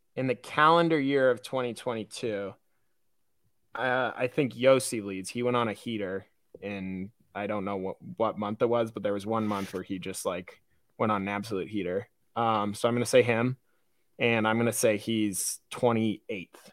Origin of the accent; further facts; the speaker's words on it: Midwest, United States; I'm a Midwesterner who grew up on on a river and went to lakes and stuff